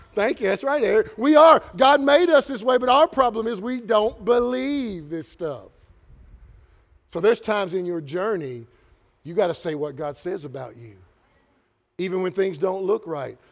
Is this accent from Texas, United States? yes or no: no; Kentucky, United States; I'm from Kentucky